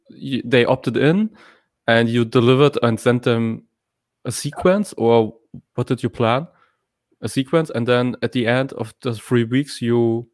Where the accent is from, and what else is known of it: Hamburg, Germany